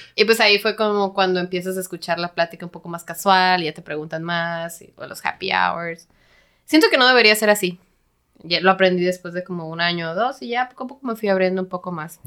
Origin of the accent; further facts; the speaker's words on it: Mexico; also born or lived in San Diego, United States; los mexicanos somos un poquito más cabroncitos